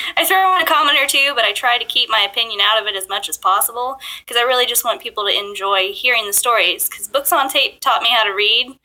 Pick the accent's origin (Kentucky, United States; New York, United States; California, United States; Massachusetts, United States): Kentucky, United States; Bluegrass region of; also born or lived in Japan; I grew up in the bluegrass region of Kentucky